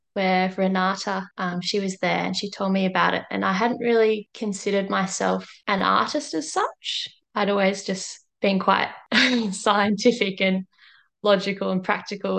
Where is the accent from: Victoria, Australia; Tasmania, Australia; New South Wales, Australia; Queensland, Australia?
Victoria, Australia; Melbourne; moved away; I am originally from Melbourne